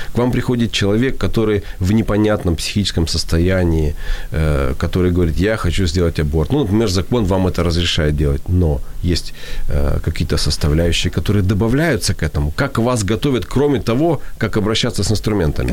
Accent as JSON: {"language": "Russian", "country": "Ukraine", "second_language": "Russian", "said": "я украинец, с украинского перевожу"}